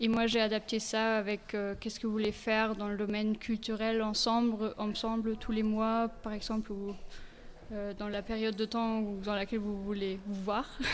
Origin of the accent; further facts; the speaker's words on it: Bavaria, Germany; French is a second language; moved away as an adult; also born or lived in Regensburg / Clermont-Ferrand / Metz / Luxembourg; je suis née et j'ai grandi en Bavière